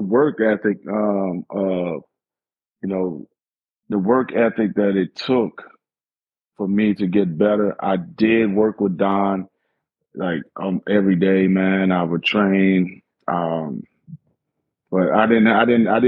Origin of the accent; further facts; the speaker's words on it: Hopkinsville, Kentucky, United States; my hometown, Hopkinsville, Kentucky